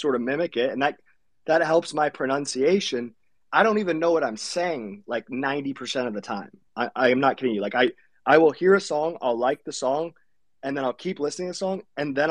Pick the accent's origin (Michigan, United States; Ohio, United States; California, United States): Ohio, United States; accent: generic; first language English; I'm from Ohio, so I have a very generic accent